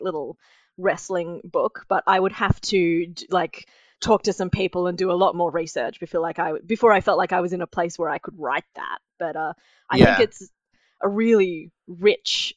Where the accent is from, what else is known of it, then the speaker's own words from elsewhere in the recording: Wollongong, New South Wales, Australia; I'm from Wollongong